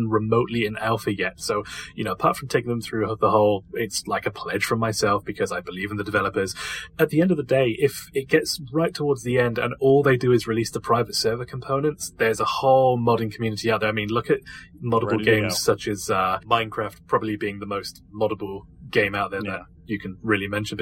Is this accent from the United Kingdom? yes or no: yes; United Kingdom; If the accent hasn't given it away already, I am actually British